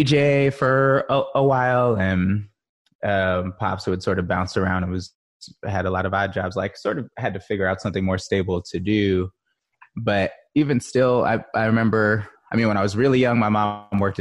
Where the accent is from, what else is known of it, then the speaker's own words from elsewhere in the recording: Oakland, California, United States; growing up in Oakland